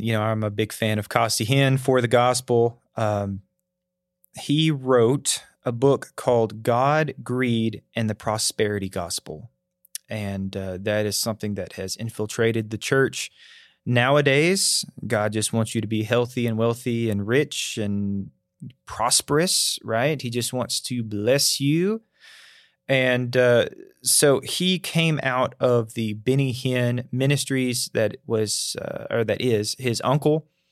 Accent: North Alabama, United States; moved away as an adult; now in Tennessee, United States; growing up in North Alabama

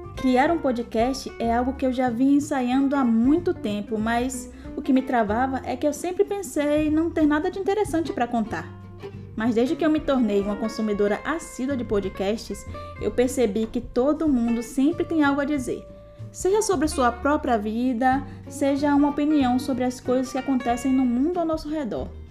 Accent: Salvador, Bahia, Brazil; now in Östersund, Sweden; Eu sou de Salvador, Bahia, mais precisamente de uma comunidade chamada Brongo, que fica no bairro do Palmiúdo

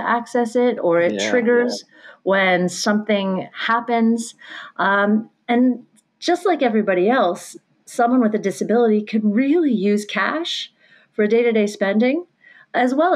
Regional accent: Pennsylvania, United States; Pensy is my residency. I'm from Pennsylvania

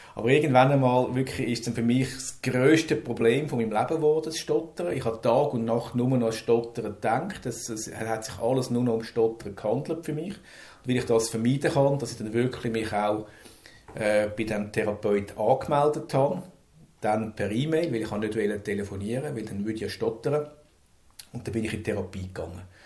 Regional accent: Zurich, Switzerland; ich komme aus Zürich

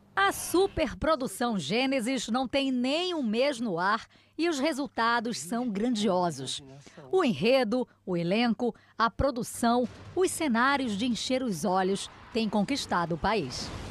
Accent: Spain; now in Brazil; Eu cresci na Espanha

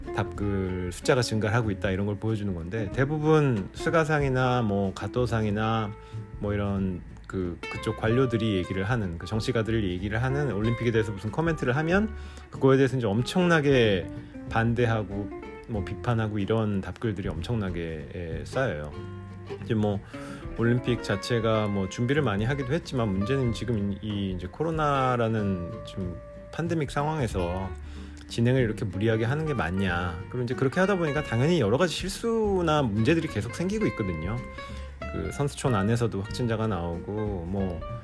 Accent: South Korea; now in Japan; 제가 한국 사람으로서

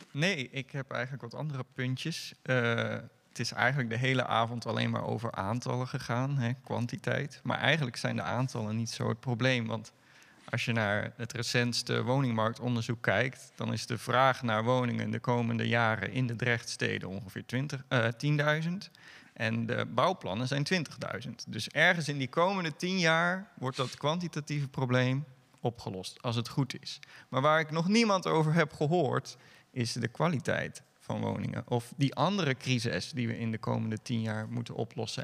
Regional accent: Moerdijk, North Brabant, Netherlands; now in Dordrecht, Netherlands; Zelf kom ik niet uit Dordrecht, zelf kom ik uit Moerdijk

